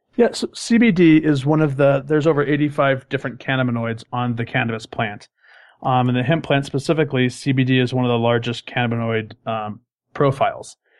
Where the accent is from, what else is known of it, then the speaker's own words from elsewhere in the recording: Colorado, United States; moved away as an adult; I'm originally from Colorado